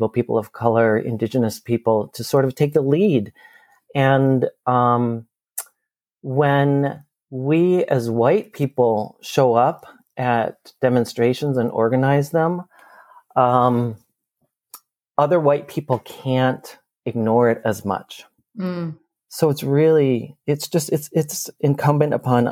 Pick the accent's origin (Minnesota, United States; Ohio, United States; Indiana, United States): Minnesota, United States; Minneapolis; here in my hometown of Minneapolis